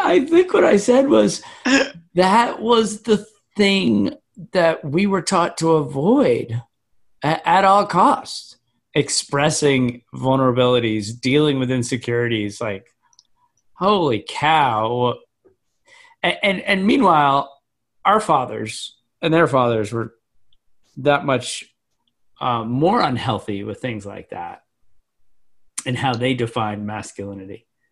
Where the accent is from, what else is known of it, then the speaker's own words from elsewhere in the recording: Scituate, Massachusetts, United States; I grew up in the most Irish town in America